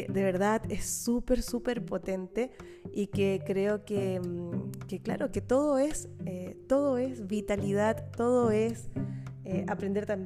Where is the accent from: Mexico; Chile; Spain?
Chile; accent: Chilean; Parece que mm, mi acento chileno se parece mucho al acento canario, no lo sé.